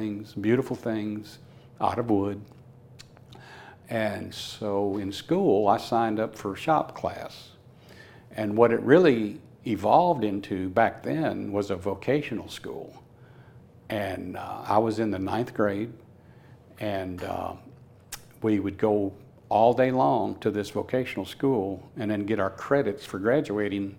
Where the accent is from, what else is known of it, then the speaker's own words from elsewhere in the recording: Michigan, United States; also born or lived in South Florida; now in Tennessee, United States; I was raised in Michigan. My early years were in Michigan around the farm